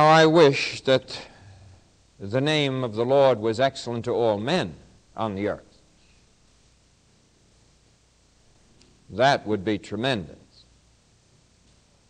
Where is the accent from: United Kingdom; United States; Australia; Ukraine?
United States; I'm an American